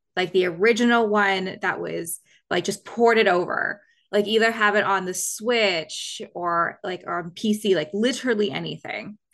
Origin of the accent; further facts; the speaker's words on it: Canada; I'm from Canada